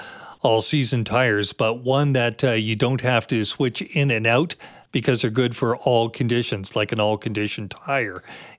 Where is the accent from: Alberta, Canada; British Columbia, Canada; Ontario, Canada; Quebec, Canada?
British Columbia, Canada; Do we, as British Columbians